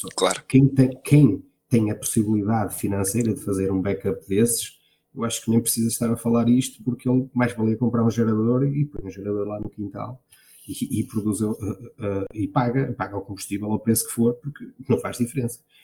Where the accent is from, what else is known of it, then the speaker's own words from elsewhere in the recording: Marco de Canaveses, Norte, Portugal; Eu sou de uma, uma, originária de uma pequena aldeia no Arco de Canaveses, Santiago